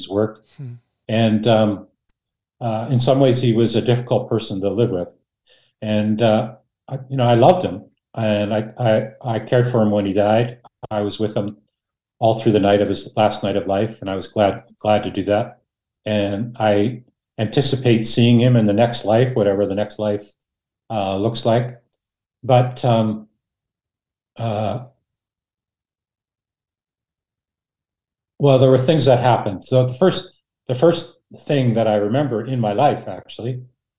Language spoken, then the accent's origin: English; Canada; born or raised there; first language Dutch; English is a second language